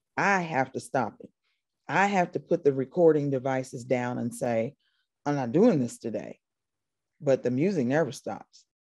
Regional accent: Paoli, Indiana, United States; moved away as an adult; now in Atlanta, United States; I'm from there. I was born, I was born in Paoli.

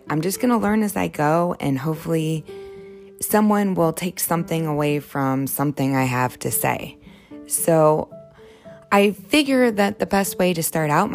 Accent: Ohio, United States; I grew up in Ohio

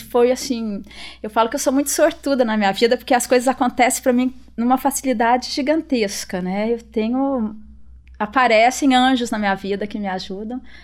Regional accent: Itajubá, Minas Gerais, Brazil; moved away; also born or lived in France; eu vim de Itajubá

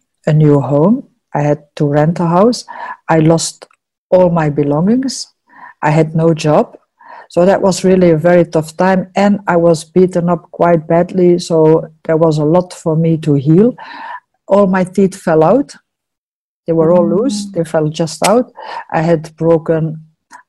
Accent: Antwerp, Flanders, Belgium; moved away as an adult; now in New Zealand; I'm from Antwerp

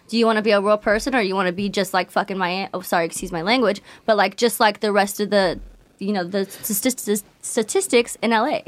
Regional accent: San Diego, California, United States; I'm from San Diego, California

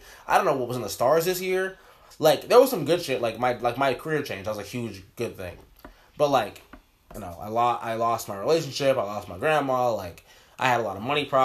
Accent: Orlando, Florida, United States; also born or lived in Brooklyn, New York; I'm from Orlando

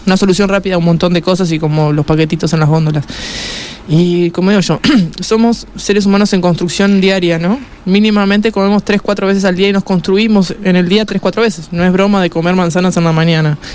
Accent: Uruguay; como uruguayos

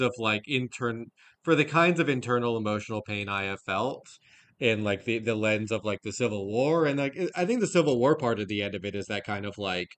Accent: the American South, United States; male growing up in the American South in this time period

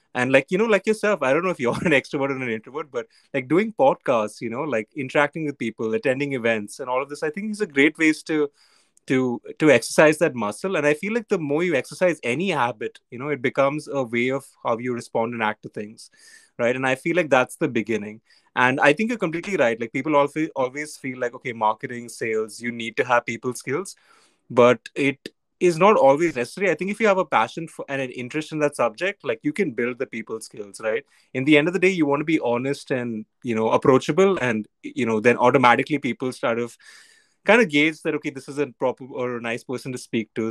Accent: Mumbai, Maharashtra, India; I was born and brought up in Bombay.

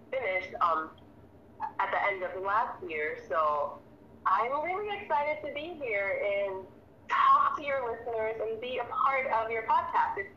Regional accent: U.S. Virgin Islands; moved away as an adult; I was born and raised in the Virgin Islands. Um, I live here now. Um, I, after I graduated high school, I moved to the mainland

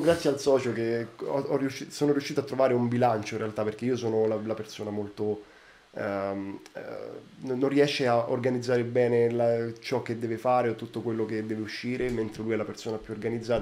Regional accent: Rome, Lazio, Italy; Io vengo da Roma

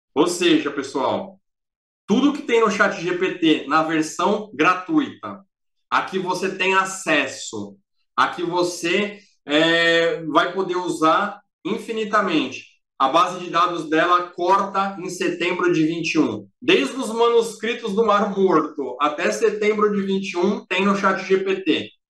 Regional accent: Brazil; nós somos o maior país, o mais populoso

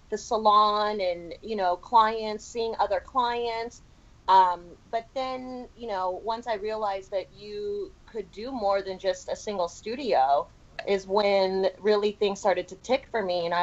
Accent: Palos Verdes, California, United States; I grew up in Palos Verdes

